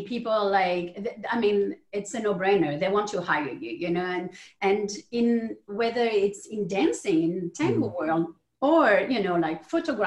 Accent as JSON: {"language": "English", "country": "France", "moved": "yes", "said": "I'm from France, and both of my parents were entrepreneurs."}